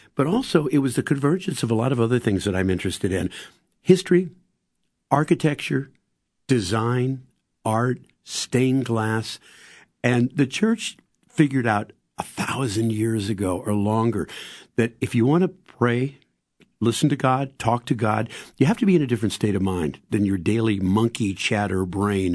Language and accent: English; St. Louis, Missouri, United States; growing up in Saint Louis